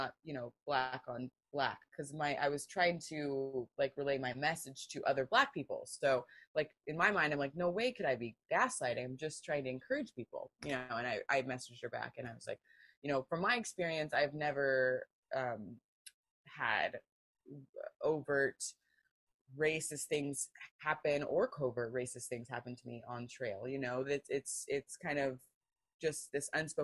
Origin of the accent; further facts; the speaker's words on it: Pacific Northwest, United States; I grew up in the Pacific Northwest